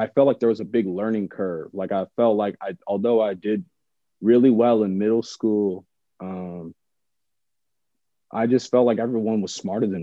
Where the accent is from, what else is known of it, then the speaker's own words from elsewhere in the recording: San Jose, California, United States; moved away as an adult; also born or lived in Los Angeles; where I grew up specifically in San Jose